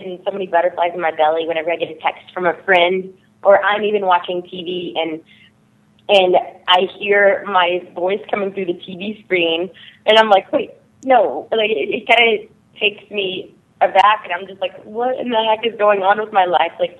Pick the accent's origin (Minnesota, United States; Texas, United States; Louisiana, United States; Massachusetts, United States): Texas, United States; also born or lived in Nashville; now in Los Angeles, United States; I'm from Texas originally. Before that, it was Nashville, but I moved out to Los Angeles, where I currently am